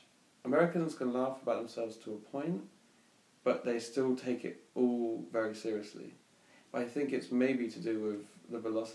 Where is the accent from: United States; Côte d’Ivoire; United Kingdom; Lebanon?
United Kingdom; England; I mean, especially growing up in England, I think that's a problem too